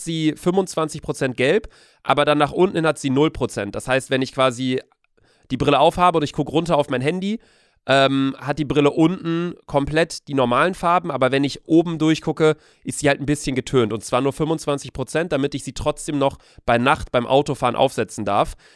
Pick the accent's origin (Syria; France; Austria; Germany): Germany; Bielefeld, North Rhine-Westphalia; now in Hamburg, Germany; bei uns zu Hause in Bielefeld